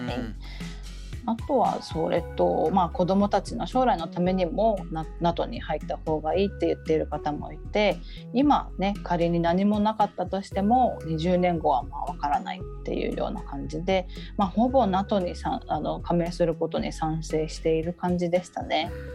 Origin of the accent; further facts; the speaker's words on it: Tokyo, Japan; moved away as an adult; also born or lived in Okinawa; now in Helsinki, Finland; もともと東京出身なんですけれども、沖縄で英語教員をした後に2007年からフィンランドに移住しまして